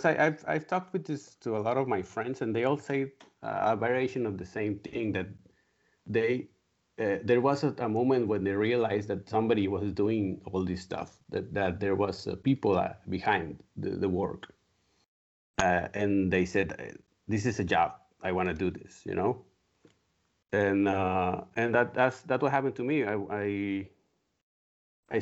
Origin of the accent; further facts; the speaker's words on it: Monterrey, Nuevo León, Mexico; I'm from Monterrey, Mexico. It's a city that's 2 hours from the Texan border.